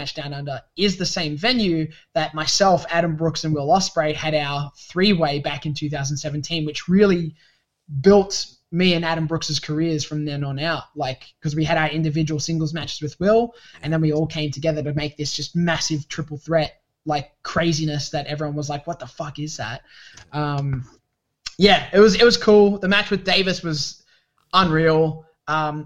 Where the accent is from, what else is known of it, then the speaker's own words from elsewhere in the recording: Sydney, New South Wales, Australia; I made myself in Sydney in New South Wales, my home state